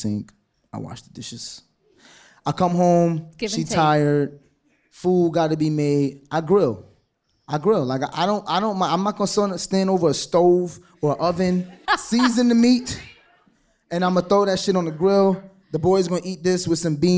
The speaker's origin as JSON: {"language": "English", "town": "New York City", "region": "New York", "country": "United States", "tie": "born or raised there", "said": "We went to school in East New York"}